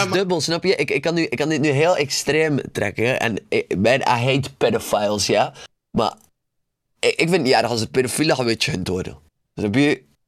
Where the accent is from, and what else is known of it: Belgium